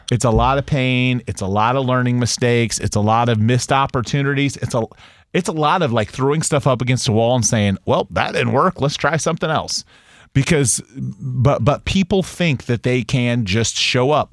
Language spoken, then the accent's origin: English; United States; I'm an American. I'm a patriot